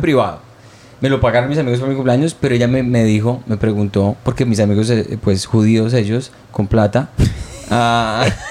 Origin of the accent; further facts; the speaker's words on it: Colombia; moved away; also born or lived in Montreal; la gente pervertida como lo somos los colombianos